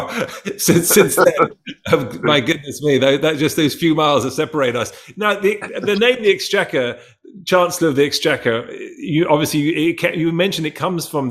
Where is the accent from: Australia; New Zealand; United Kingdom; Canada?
United Kingdom; accent: English; moved away as an adult; now in United States; grown up in the UK, but being of mixed race myself, my mother's from Sri Lanka, my father's English Irish, and then I come to America